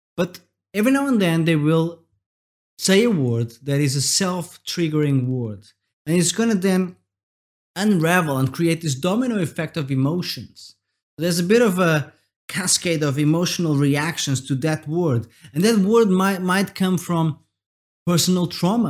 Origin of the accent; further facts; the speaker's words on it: Portugal; I'm from Portugal, and we have this word